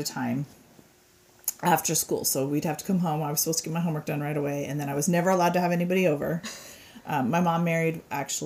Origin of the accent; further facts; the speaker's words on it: Denver, Colorado, United States; I grew up in Denver